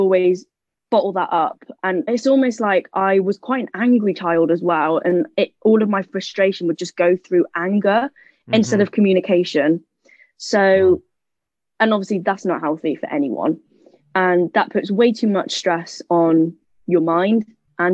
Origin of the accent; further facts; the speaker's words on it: United Kingdom; I am British. However, my dad moved to the UK, God, must have been about 20, 30 years ago now